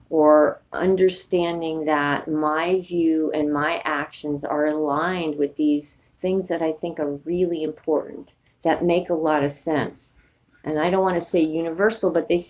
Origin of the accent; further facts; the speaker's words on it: New York City, New York, United States; moved away; also born or lived in San Francisco; I grew up in New York City